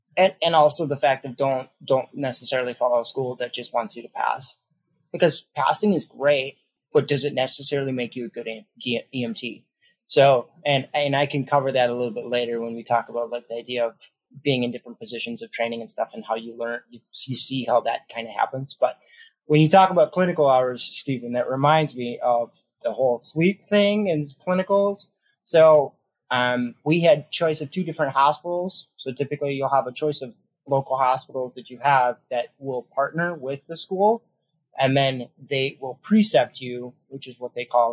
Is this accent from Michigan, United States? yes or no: yes; Detroit, Michigan, United States; now in Sheboygan County, United States; I'm from Detroit. I live out in Sheboygan County, Wisconsin